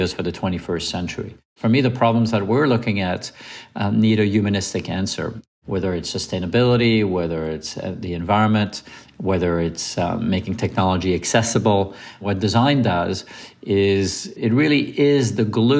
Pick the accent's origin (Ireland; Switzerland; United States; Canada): Switzerland; Lausanne, Vaud; moved away; I grew up on Lake Geneva around Lausanne